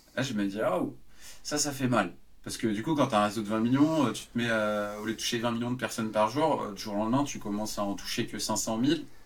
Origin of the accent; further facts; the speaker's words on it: Yvelines suburbs, Île-de-France, France; je venais de la banlieue des Yvelines